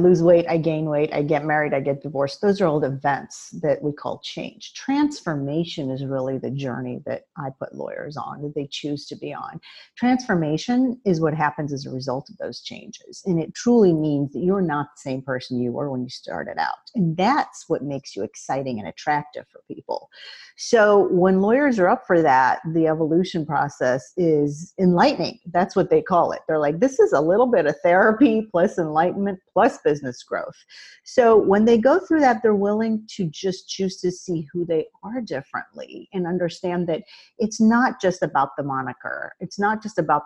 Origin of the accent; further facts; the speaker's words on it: Midwest, United States; I grew up in the Midwest